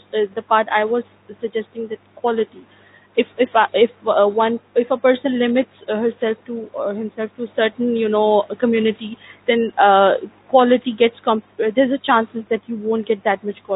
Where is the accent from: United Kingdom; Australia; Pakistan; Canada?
Pakistan; first language Urdu; English is a second language; now in Dubai, United Arab Emirates; Since I'm from Pakistan, my native language is Urdu